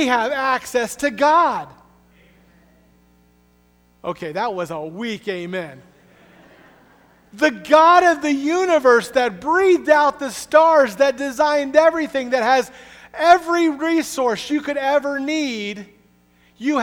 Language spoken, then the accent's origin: English; the Southeast in Florida, United States; moved away; also born or lived in Springfield, Missouri; I'm from the Southeast in Florida